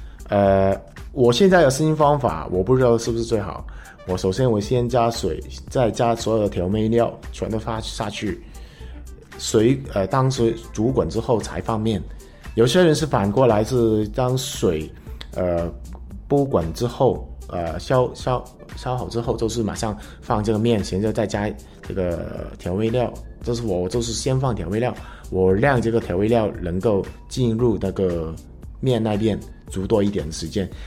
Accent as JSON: {"language": "Chinese", "country": "Hong Kong", "tie": "born or raised there", "said": "我在香港出生的。"}